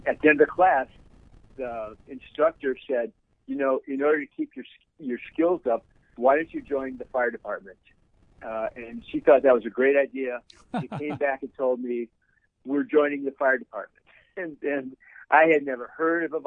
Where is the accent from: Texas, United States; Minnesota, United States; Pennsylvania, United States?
Minnesota, United States; Eden Prairie; I grew up in a little town south of Minneapolis called Eden Prairie, which was a rural farming town.